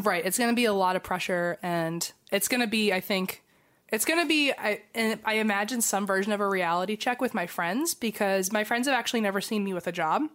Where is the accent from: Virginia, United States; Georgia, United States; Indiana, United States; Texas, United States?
Virginia, United States; Fredericksburg; moved away; we're probably currently in Fredericksburg, and I'm showing Christine and Eva my hometown